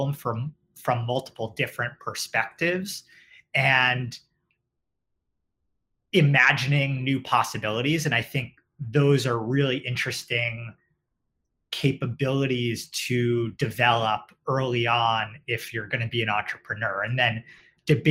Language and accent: English; New York City, New York, United States; also born or lived in Westchester; I grew up in New York, both in the city and in Westchester. So have stayed local.